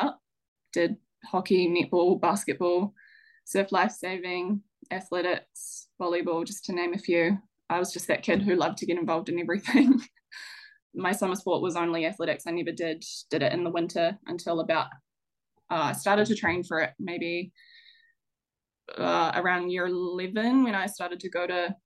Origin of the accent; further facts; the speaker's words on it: Stratford, Taranaki, New Zealand; also born or lived in New Plymouth; I grew up in Stratford of Taranaki, which is a small little rural town in central Taranaki.